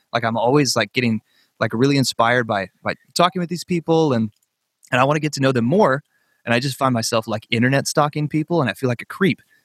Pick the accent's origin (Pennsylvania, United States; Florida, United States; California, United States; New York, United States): California, United States; Northern; I grew up in Northern California.